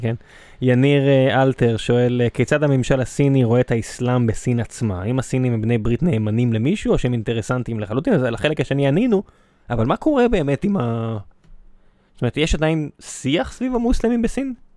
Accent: Israel

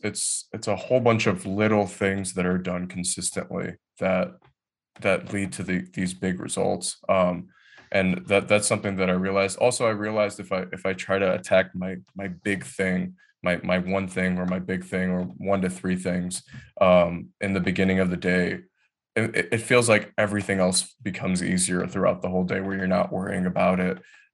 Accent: Detroit, Michigan, United States; Yeah, so I'm originally born and raised in Detroit, Michigan. And then my family had moved, I think I was like 10 years old, about 20 miles north of Detroit, in a suburb of Detroit.

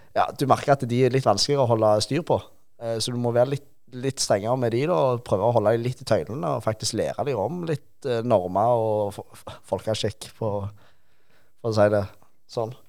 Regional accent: Rogaland, Norway; Vi er jo rogalendinger

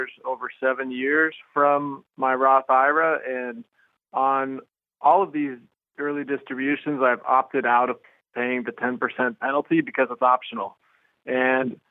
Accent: Washington, United States; now in Argentina; I'm from Washington State, but I'm actually calling from Argentina

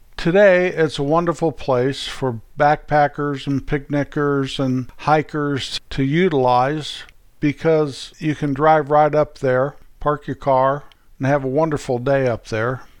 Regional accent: Colorado, United States; moved away; Back where I was raised in Colorado, from my parents' old house, you can see the Continental Divide

